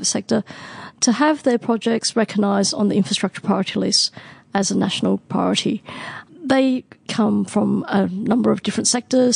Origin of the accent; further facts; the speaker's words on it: Hong Kong; moved away; also born or lived in Hobart; I was born in Hong Kong, so I lived there for quite some time, probably before MTR was open